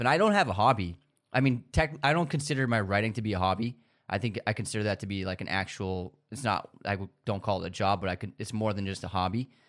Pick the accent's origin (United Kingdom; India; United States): United States; that's one of the cons to being American is like you only know English